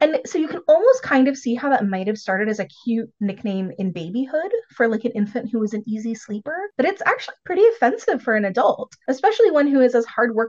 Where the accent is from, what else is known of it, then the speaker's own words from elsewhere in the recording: United States; I'm an American